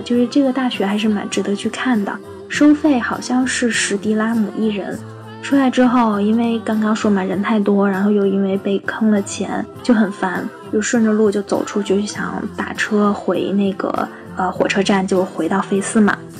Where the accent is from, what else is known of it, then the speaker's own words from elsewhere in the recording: China; 我们是中国来的